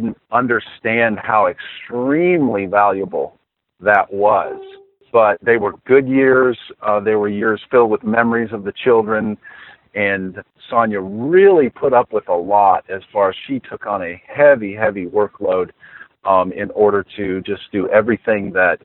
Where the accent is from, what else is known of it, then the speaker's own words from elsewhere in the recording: Saginaw, Michigan, United States; I was born in Saginaw, Michigan